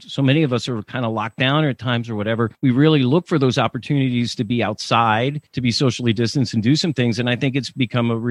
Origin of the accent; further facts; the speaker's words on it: Millersville, Pennsylvania, United States; I grew up in Lancaster County, Western Lancaster County, Millersville